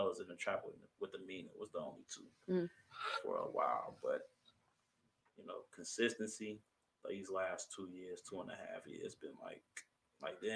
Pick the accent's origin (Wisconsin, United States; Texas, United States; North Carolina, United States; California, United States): Wisconsin, United States; Kenosha; also born or lived in Chicago, Illinois; I'm from Chicago, okay, but I moved to Kenosha. Okay. I went to high school in Kenosha, so it's Kenosha. So Kenosha is where I'm from